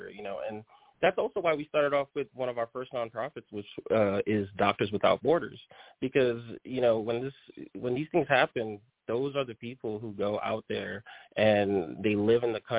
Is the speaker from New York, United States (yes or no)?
yes; New York City, New York, United States; accent: New York; first language Haitian Creole; English is a second language; now in Tyler, United States; I hail from Brooklyn, New York.